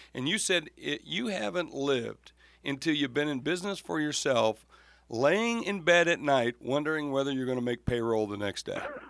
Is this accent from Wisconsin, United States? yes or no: no; South Dakota, United States; And of course, in my area where I grew up in South Dakota